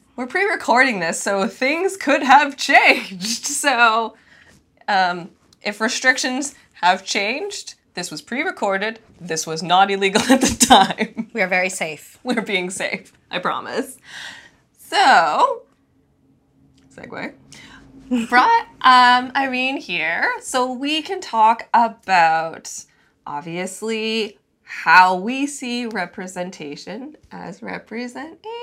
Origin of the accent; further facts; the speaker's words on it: Canada; first language English; I was born in Canada